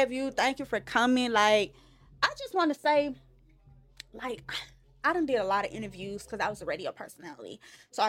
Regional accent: Memphis, Tennessee, United States; this is my hometown

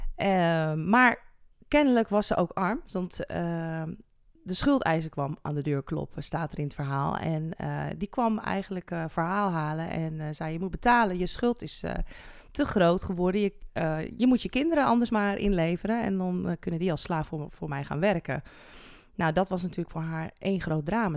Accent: Netherlands; waar wij nog zoiets hebben als Nederlanders

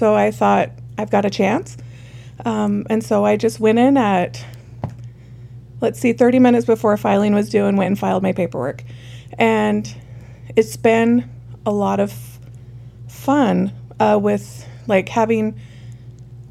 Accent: Parowan, Utah, United States; also born or lived in Salt Lake City, Utah; now in Cedar City, United States; I was born and raised in Parowan

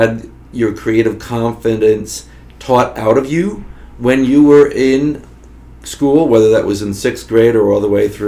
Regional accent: Florida, United States; moved away as an adult; now in Notre Dame, United States; I came from Florida

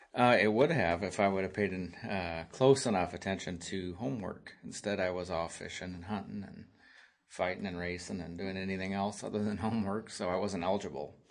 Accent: Nebraska, United States; I grew up here in Nebraska, small town between Lincoln and Omaha.

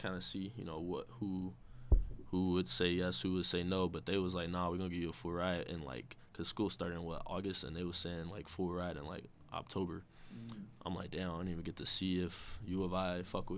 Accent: Chicago, Illinois, United States; I'm from the South Side.

